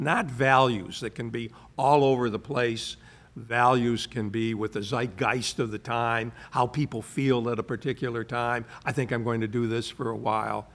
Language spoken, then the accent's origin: English; United States; also born or lived in London; I'm an American